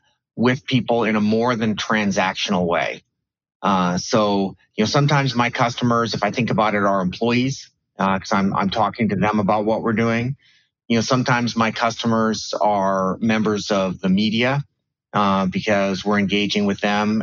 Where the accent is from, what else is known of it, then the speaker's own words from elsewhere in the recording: Bay Area, California, United States; I grew up in the Bay Area at a time when Silicon Valley was not really a thing.